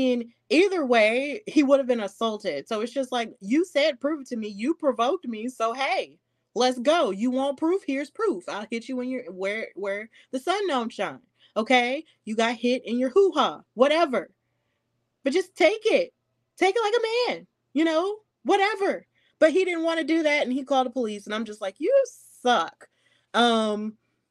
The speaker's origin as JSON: {"language": "English", "region": "Deep South", "country": "United States", "said": "I am from the Deep South"}